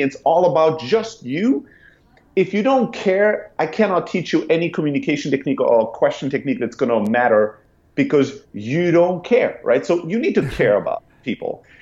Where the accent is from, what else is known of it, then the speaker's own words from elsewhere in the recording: Germany; moved away as an adult; also born or lived in Greece; now in San Francisco, United States; I'm originally from Greece, grew up in Germany, and then 10 years ago, I sold everything I had, I bought a one way ticket, and I came to San Francisco